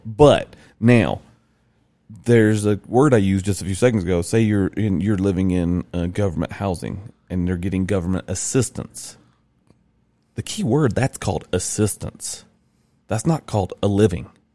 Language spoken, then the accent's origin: English; Rome, Georgia, United States; where I grew in Rome, Georgia